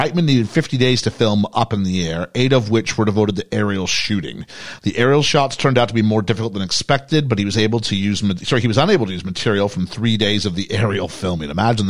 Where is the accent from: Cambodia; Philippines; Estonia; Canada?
Canada; moved away as an adult; now in United Kingdom; I'm a British kid growing up in Canada